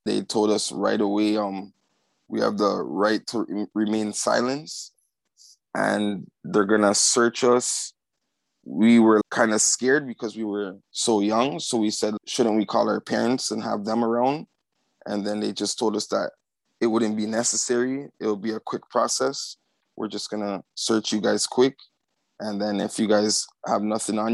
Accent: Toronto, Ontario, Canada; Growing up in Scarborough as a young Black youth, it was actually very multicultural

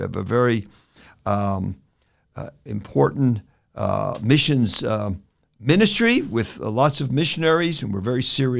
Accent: Newark, New Jersey, United States; Well, I was raised in Newark, New Jersey, in Island, New Jersey. I was not raised in a Christian home.

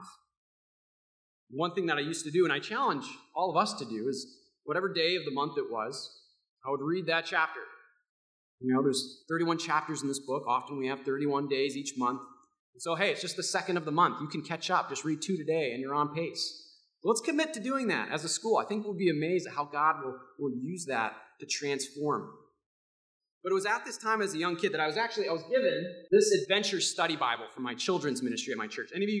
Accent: Rockford, Illinois, United States; Growing up in Rockford, I was the son of a pastor

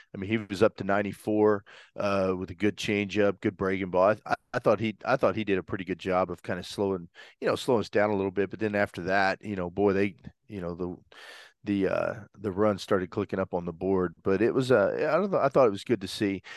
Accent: Brentwood, Arkansas, United States; I grew up in Brentwood, Arkansas.

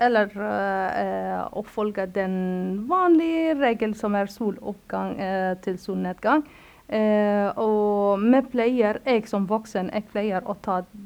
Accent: Cairo, Cairo Governorate, Egypt; Norwegian is a second language; also born or lived in Lebanon / Yemen / Gaza / Palestine; now in Norway; jeg vokste opp i Kairo

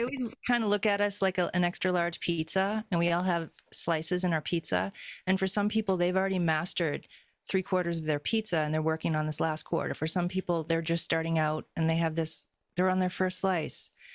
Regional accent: Boston, Massachusetts, United States; moved away; also born or lived in California; I grew up in Boston, and Boston's a very specific way of being

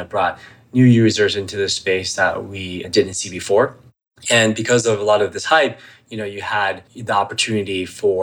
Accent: Atlanta, Georgia, United States; also born or lived in Shima, China / Menlo Park, California; I grew up in Atlanta, Georgia

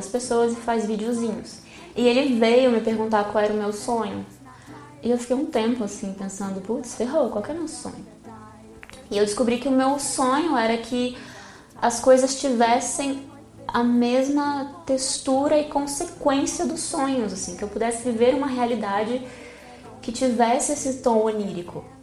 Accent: Brazil; Eu como brasileira

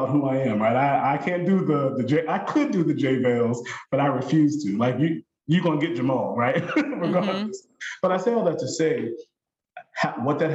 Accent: Long Island, New York, United States; I'm from Long Island, right? Born and raised

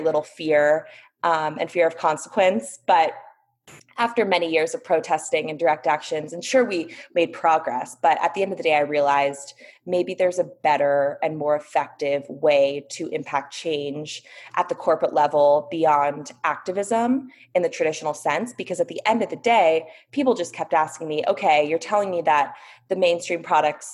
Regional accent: Bay Area, Northern California, United States; I grew up in the Bay Area in Northern California, where organic was a way of life

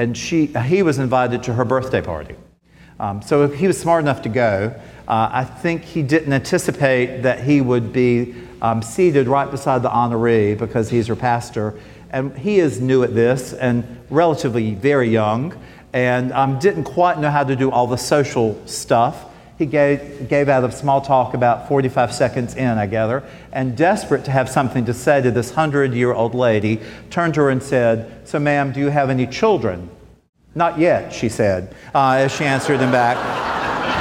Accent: Smithfield, North Carolina, United States; I grew up in Smithfield, North Carolina

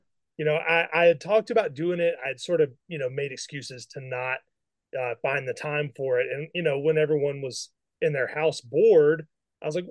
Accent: Mississippi, United States; I grew up in Mississippi

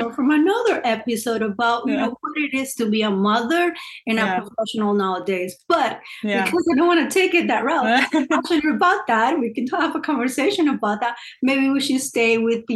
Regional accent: Cali, Valle del Cauca, Colombia; now in Torrance, United States; I was born and raised in Cali, Colombia

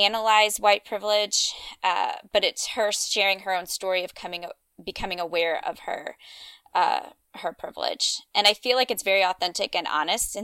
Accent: Louisiana and Georgia, the South, United States; I grew up in Louisiana and Georgia

